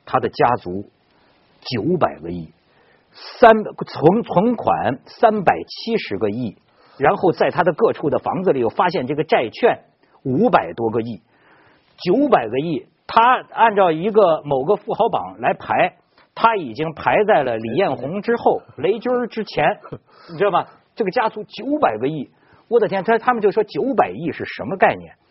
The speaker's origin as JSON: {"language": "Chinese", "town": "Ningxiang", "region": "Hunan", "country": "China", "tie": "born or raised there", "moved": "yes", "said": "我老家是湖南的"}